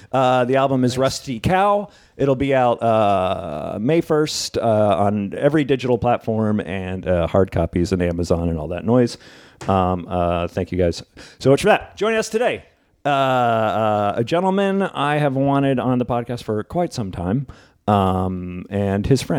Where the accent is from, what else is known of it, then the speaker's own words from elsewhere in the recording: Santa Cruz, California, United States; also born or lived in San Francisco; No, I'm from Santa Cruz.